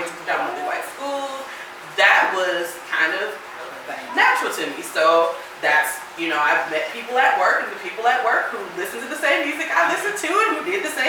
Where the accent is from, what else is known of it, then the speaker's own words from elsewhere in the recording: San Diego, California, United States; moved away as an adult; also born or lived in Washington, D.C.; now in Memphis, United States; I was born and raised in California, and then I lived in D.C. for a year. And coming from San Diego, which is very kind of laid back, like I grew up between San Diego and the Valley